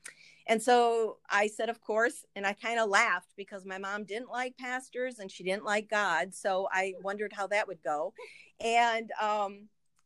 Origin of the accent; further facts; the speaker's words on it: St. Paul, Minnesota, United States; I was born in St. Paul, Minnesota.